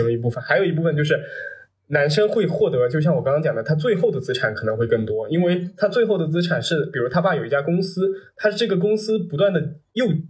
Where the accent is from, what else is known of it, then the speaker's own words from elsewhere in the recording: Nantong, Jiangsu, China; moved away as an adult; also born or lived in Fuzhou, Fujian / Changle, Fujian; now in Shanghai, China; 我也是在南通长大的